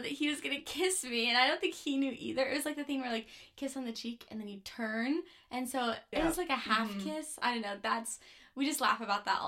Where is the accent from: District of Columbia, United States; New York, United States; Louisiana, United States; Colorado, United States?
Colorado, United States; Platteville; I grew up in Platteville, Colorado